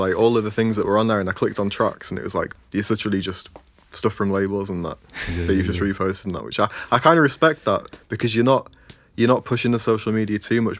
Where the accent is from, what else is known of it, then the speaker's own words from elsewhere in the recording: North West England, United Kingdom; me and … as well, we're from Cumbria, which is like